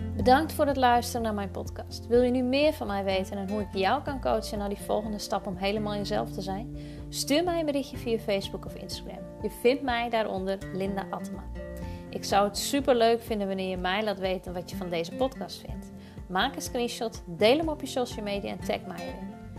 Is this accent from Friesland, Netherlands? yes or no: yes; Friesland, Netherlands; Ik kom uit Friesland